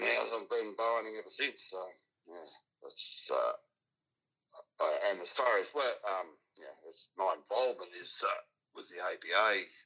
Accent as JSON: {"language": "English", "town": "Leongatha", "region": "Victoria", "country": "Australia", "tie": "born or raised there", "said": "I was born in Leongatha, which is south of Gippsland, so we're on the edge of town. So I certainly did a lot of hunting then. But and I grew up rifle hunting, you know, chasing all the basic stuff you do in Victoria"}